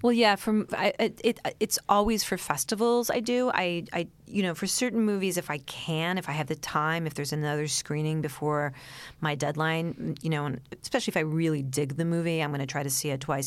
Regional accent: New York City, New York, United States; I grew up, um, in New York City, in the East Village

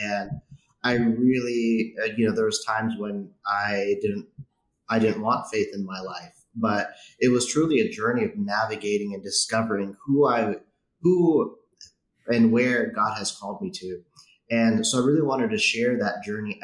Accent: San Francisco Bay Area, California, United States; I grew up in the San Francisco Bay Area, growing up by San Francisco Airport

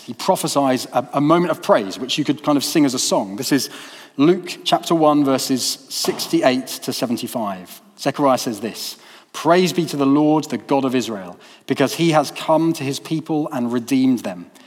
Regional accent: United Kingdom; now in Peterborough, United Kingdom; Those of us from a majority culture, the majority culture of um, being British

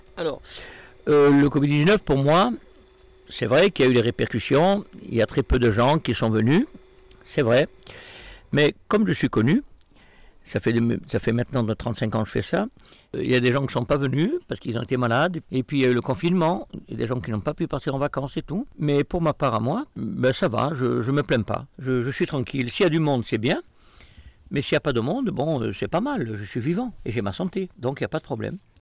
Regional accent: Corsica, France; nous, les Corses

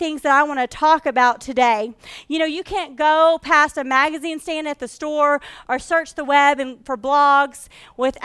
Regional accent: Texarkana, United States; I grew up in the South. I was raised in Texarkana

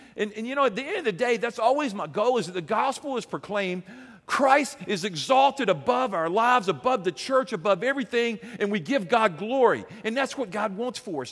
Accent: Alabama, United States; I'm from Alabama.

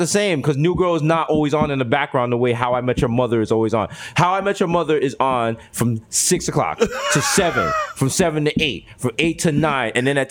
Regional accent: New York, United States; the worst part of being a New Yorker is when you have to explain your house when people come over.

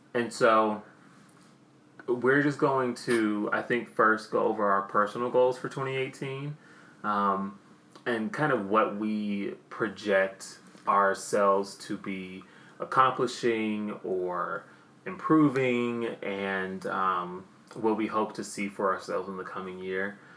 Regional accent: the South, United States; accent: southern; My damn southern accent

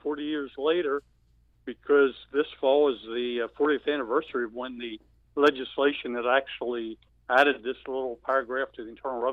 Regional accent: United States; we as American Christians

